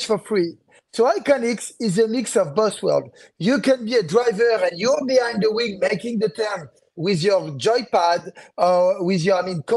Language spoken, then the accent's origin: English; France; accent: French; English is a second language; people know that I'm French regarding to my accent.